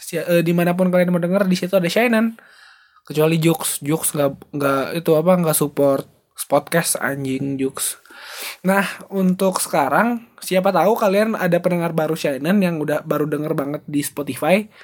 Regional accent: Bandung, West Java, Indonesia; born there; gue adalah orang Batak yang lahir di Medan, eh lahir di Bandung, tapi keluarganya keluarga orang Medan semua.

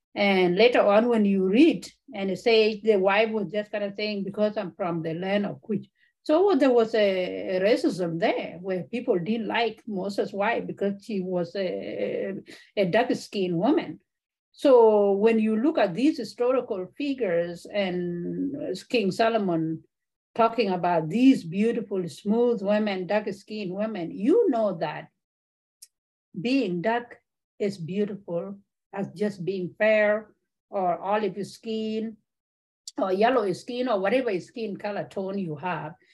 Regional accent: Kakuma, Turkana County, Kenya; also born or lived in South Sudan; now in Michigan, United States; Kakuma refugee camp, I grew up there

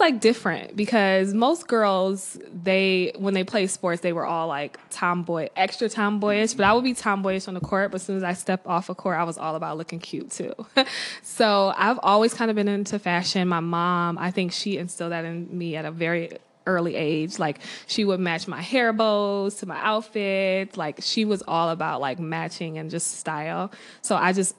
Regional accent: Maple Heights, Ohio, United States; moved away as an adult; now in Baltimore, United States; I was born and raised in Cleveland, Maple Heights to be exact, little suburb

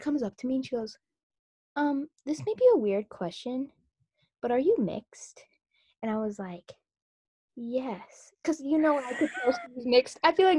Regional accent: United States; realizing, oh, I'm Korean American and like stepping into that.

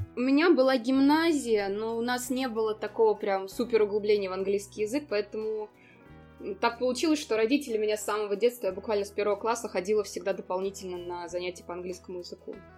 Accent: Ulyanovsk Oblast, Russia; moved away as an adult; also born or lived in England / Barcelona, Spain; now in Slovenia; я сама как бы родом из Ульяновской области

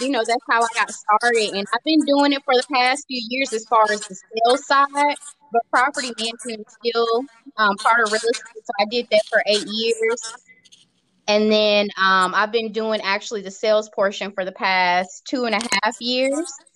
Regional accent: Tennessee, United States; now in Georgia, United States; I was brought up in Tennessee, and I was brought up in the church

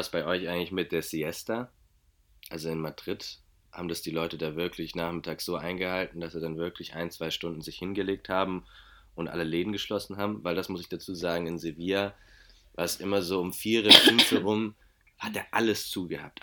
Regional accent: Germany; ich bin Deutscher

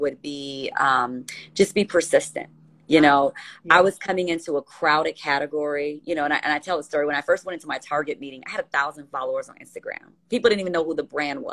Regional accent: Gary, Indiana, United States; I grew up in Gary, and we didn't have much

